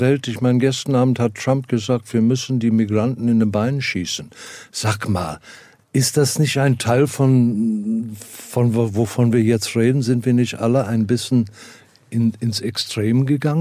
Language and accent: German; South Africa; moved away; Ich komme, komme aus Südafrika